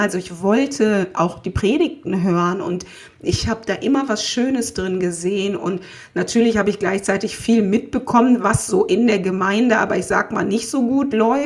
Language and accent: German; Essen, North Rhine-Westphalia, Germany; also born or lived in Haan / Erkrath / Ghana; Ich bin in Essen-Krei aufgewachsen, bin dann dort, dort zur Schule gegangen